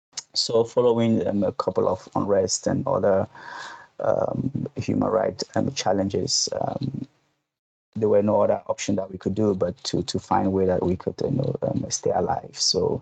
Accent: Cameroon; moved away as an adult; now in Hong Kong; As you mentioned, I'm originally from Cameroon. I was born in Cameroon and grew up in Cameroon.

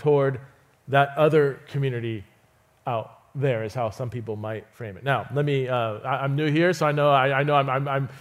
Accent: Fresno, California, United States; I grew up in Fresno, California

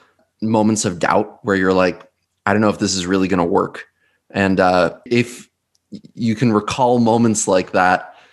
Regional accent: Western Sullivan County, New York, United States; I was born and raised in Western Sullivan County

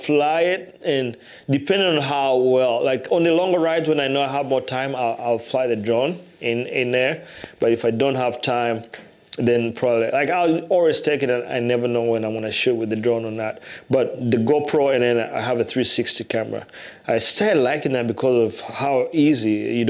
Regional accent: Iowa City, Iowa, United States; when you come from Iowa City where there's a lot of diversity

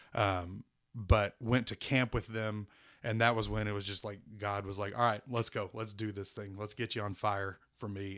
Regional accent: Wichita, Kansas, United States; I was born in Wichita, Kansas

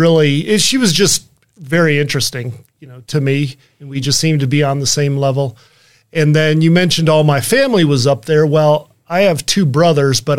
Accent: Washington, District of Columbia, United States; moved away as an adult; also born or lived in Lansing, Michigan; now in West Michigan, United States; I grew up on the East Coast in the Washington, D.C. area

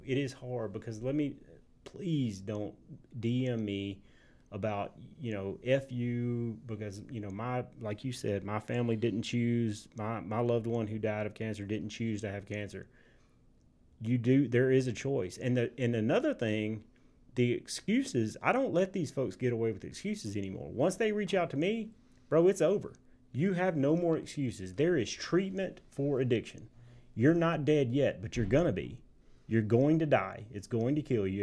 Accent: Tipton, Tennessee, United States; moved away as an adult; now in Memphis, United States; I love my hometown

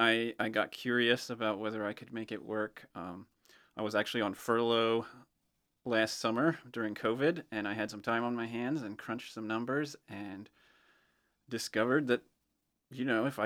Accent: Greenwood, Delaware, United States; also born or lived in Ohio; I'm from Greenwood. I spent a number of years in Ohio, and then we moved back to Delaware in 2013.

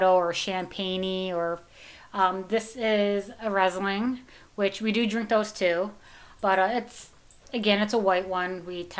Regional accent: Taylor, Michigan, United States; I grew up in Taylor Tucky

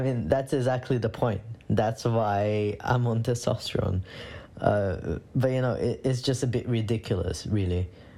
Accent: Brazil; moved away as an adult; now in London, United Kingdom; I was born and raised in Brazil. And I came to the UK in 2017

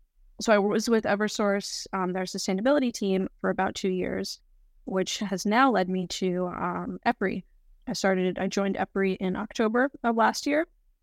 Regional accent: North Carolina, United States; I'm from the South. I'm from North Carolina.

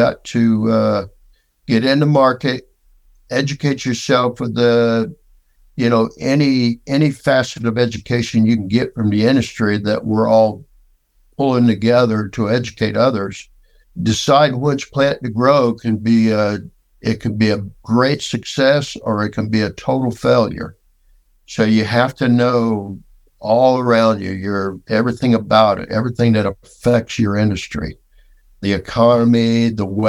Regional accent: West Palm Beach, Florida, United States; also born or lived in LaBelle, Florida; Growing up in West Palm

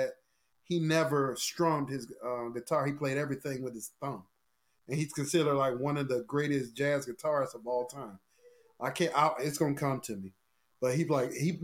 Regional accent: Norfolk, Virginia, United States; I didn't like Southern growing up because I'm from Norfolk

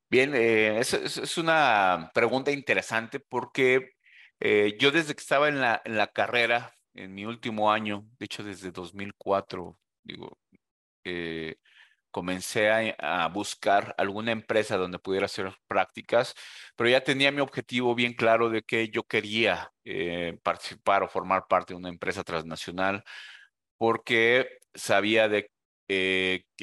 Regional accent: Mexico; moved away as an adult; now in Costa Rica; yo soy mexicano. Eh, desde hace un año estoy aquí en Holcim, Costa Rica

